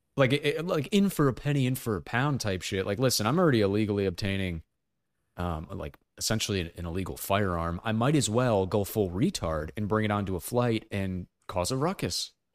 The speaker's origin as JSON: {"language": "English", "country": "United States", "said": "as an American"}